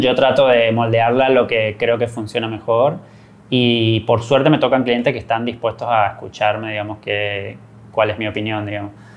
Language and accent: Spanish; Corrientes, Argentina; also born or lived in Buenos Aires, Argentina; soy correntino